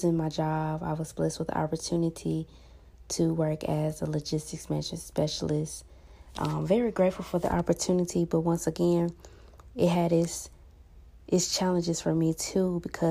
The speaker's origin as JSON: {"language": "English", "town": "Huntsville", "region": "Alabama", "country": "United States", "tie": "born or raised there", "said": "I was born and raised in Huntsville, Alabama"}